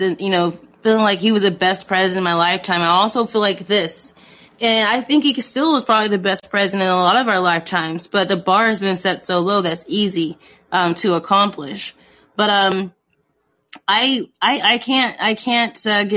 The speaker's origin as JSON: {"language": "English", "region": "Indiana", "country": "United States", "said": "I'm from Indiana, too"}